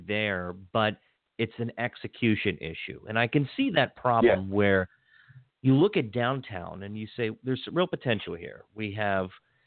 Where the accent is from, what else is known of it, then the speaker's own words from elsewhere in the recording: Hagerstown, Maryland, United States; I grew up on Dunirvin Drive, right across from the Hagerstown City Park, right off Virginia Avenue, Route 11